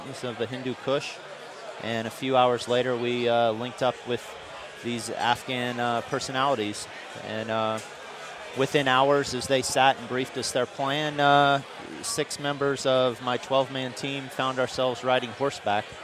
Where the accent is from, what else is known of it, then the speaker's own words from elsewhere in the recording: Manhattan, Kansas, United States; I'm originally from Kansas. My family has a cattle ranch there. I grew up, shoring horses